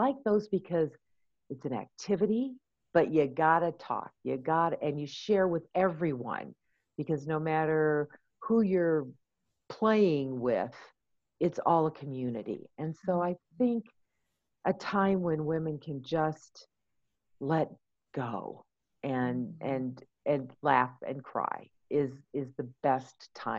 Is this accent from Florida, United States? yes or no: no; California, United States; now in Colorado Springs, United States; I'm a transplant from California, so I lived there for many years.